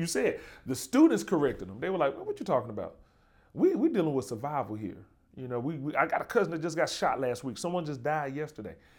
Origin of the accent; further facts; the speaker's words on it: Birmingham, Alabama, United States; now in New Haven, United States; I'm from Birmingham, uh, Birmingham, Alabama